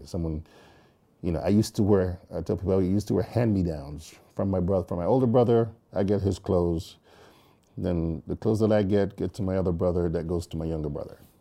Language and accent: English; Jamaica; moved away; growing up in Jamaica, that's how life was